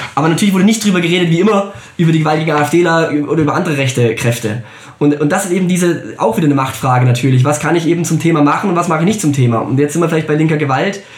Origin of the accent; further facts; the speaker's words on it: Germany; wir als Deutsche